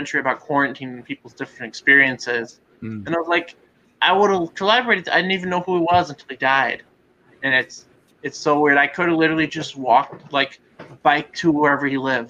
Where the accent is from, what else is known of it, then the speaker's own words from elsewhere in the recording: Milwaukee, Wisconsin, United States; I'm from Milwaukee